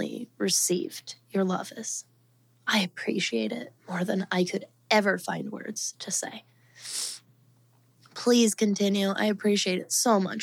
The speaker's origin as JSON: {"language": "English", "area": "suburbs outside Denver", "region": "Colorado", "country": "United States", "tie": "born or raised there", "moved": "yes", "said": "if you're from the suburban, just outside of Denver regional area that we're from"}